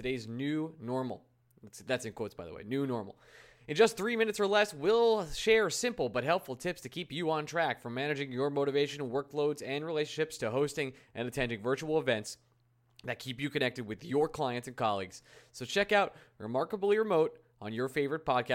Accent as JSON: {"language": "English", "region": "New York", "country": "United States", "said": "I'm a New Yorker"}